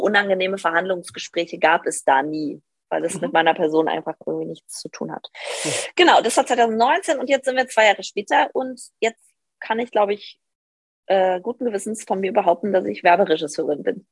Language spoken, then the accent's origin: German; Northern Hesse, Germany; moved away as an adult; ich komme eigentlich aus Nordhessen vom Dorf